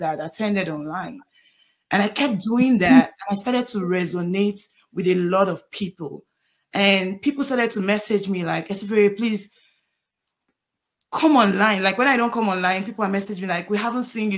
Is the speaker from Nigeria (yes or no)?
yes; Nigeria; now in United States; My family, most of my family live in Nigeria because I'm from Nigeria